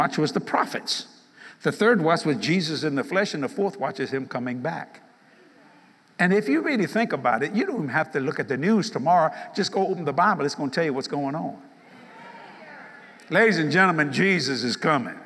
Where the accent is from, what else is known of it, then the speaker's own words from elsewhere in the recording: Cajun, Louisiana, United States; I'm a Cajun.